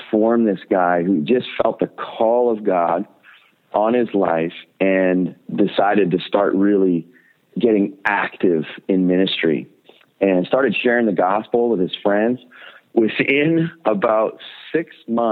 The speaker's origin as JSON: {"language": "English", "country": "Canada", "said": "other Canadians, like, you know, my own people group"}